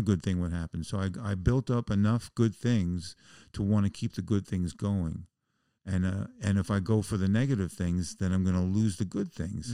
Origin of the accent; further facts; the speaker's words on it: New York City, New York, United States; moved away as an adult; also born or lived in Oregon; I'm a Jew from the Bronx